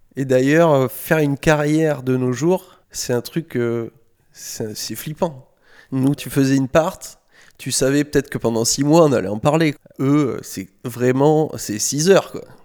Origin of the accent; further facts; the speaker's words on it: Saint-Médard-en-Jalles, Nouvelle-Aquitaine, France; je suis de Saint-Médard, en banlieue de Bordeaux, à un quart d'heure de Bordeaux, plus du côté de Lacanau et de l'océan.